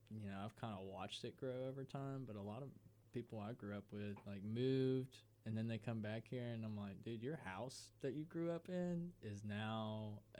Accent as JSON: {"language": "English", "town": "Auburn", "region": "Alabama", "country": "United States", "said": "Henry and Kurt are both from Auburn, and I'm from Auburn"}